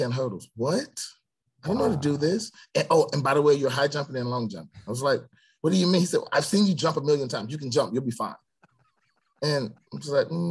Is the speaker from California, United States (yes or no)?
no; Stone Mountain, Georgia, United States; born or raised there; also born or lived in Atlanta, Georgia